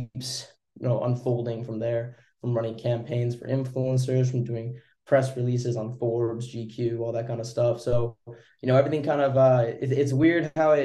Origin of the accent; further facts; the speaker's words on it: Vancouver, British Columbia, Canada; I'm from Canada, Vancouver.